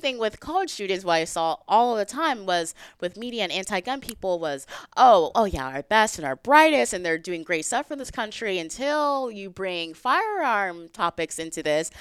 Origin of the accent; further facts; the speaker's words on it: Texas, United States; I'm from Texas